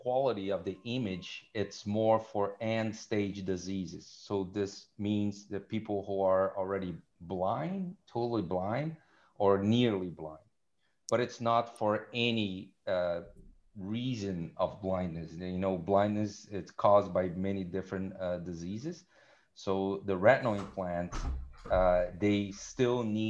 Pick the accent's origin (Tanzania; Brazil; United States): Brazil; Rio de Janeiro; moved away as an adult; now in Montreal, Canada; I'm originally from Rio de Janeiro, Brazil.